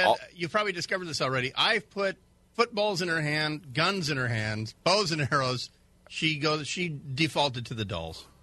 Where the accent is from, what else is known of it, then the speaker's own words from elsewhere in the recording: Hawaii, United States; moved away; where I grew up in in Hawaii, we uh, we went to Aina Haina Mall or we went to the Ala Moana Mall